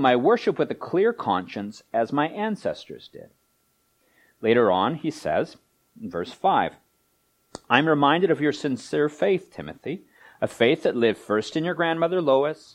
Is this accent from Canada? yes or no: yes; Vancouver, British Columbia, Canada; Vancouver's my hometown